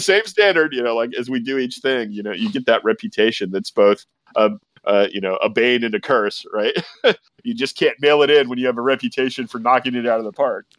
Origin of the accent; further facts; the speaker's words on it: California, United States; I'm a Californian